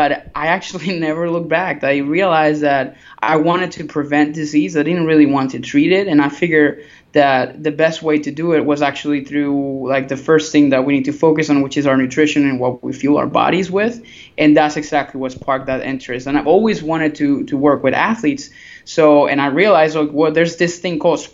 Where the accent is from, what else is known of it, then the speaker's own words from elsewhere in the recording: Venezuela; now in Tampa, United States; I grew up in Venezuela, so down in South America